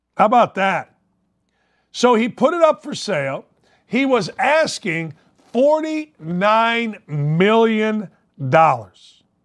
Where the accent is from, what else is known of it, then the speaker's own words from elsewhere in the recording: Gary, Indiana, United States; my hometown of Gary, Indiana